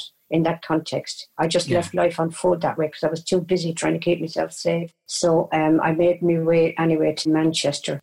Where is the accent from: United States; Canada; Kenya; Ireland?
Ireland; a town near Waterford, Munster; born or raised there; also born or lived in Cork